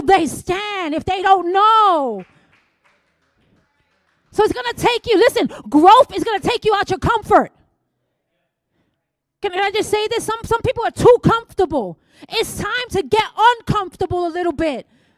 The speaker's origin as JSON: {"language": "English", "region": "New York", "country": "United States", "said": "I'm here from New York"}